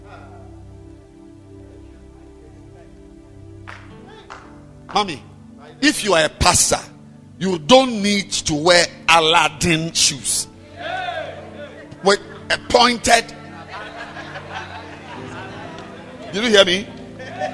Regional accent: Ghana; I'm a Ghanaian

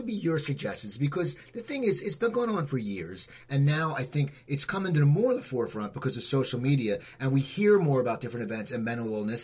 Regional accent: New Jersey, United States; I now live in New Jersey, where I grew up in New Jersey

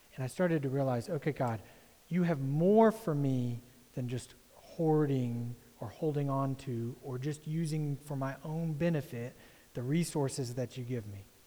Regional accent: United States; as an American

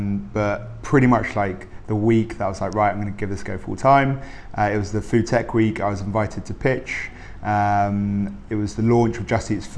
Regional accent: South East England, United Kingdom; Sussex. So Sussex by the sea.

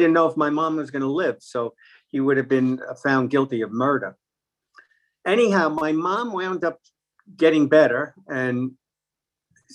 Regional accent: New York City, New York, United States; I grew up in Brooklyn, New York

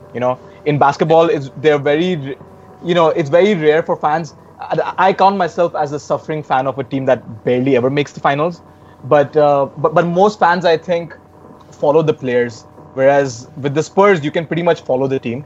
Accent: India; me as an Indian NBA watcher

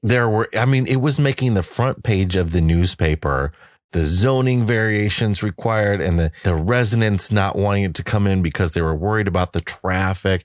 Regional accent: eastern Iowa, United States; moved away; Iowa, my hometown

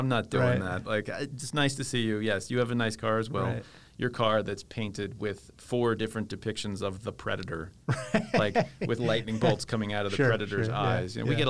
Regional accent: Northern Virginia, United States; moved away; I grew up in Northern Virginia, outside of D.C.

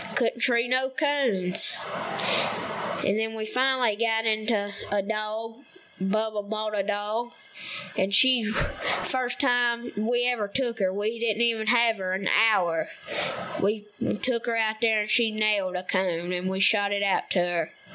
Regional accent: Somerville, Tennessee, United States; I'm 12 years old. I'm from Somerville, Tennessee, and um, West Tennessee

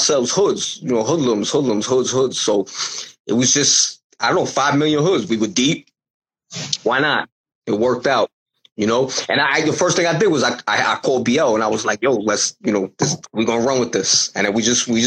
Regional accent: New York City, New York, United States; I grew up in Bensonhurst.

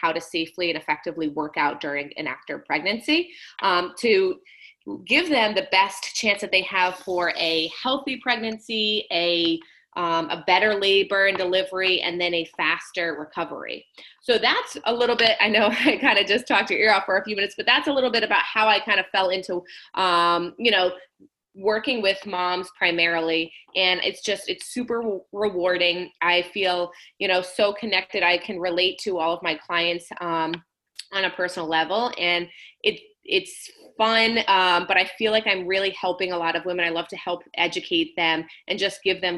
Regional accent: Rhode Island, United States; moved away; I am originally from Rhode Island

